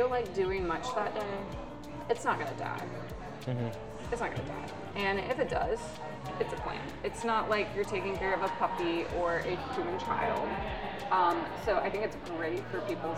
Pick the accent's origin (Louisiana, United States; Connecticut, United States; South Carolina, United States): South Carolina, United States; Westminster; moved away as an adult; also born or lived in Atlanta, Georgia; now in Greenville, United States; So I grew up in a small town. Originally, I was born in Atlanta. We moved to a tiny town called Westminster, South Carolina.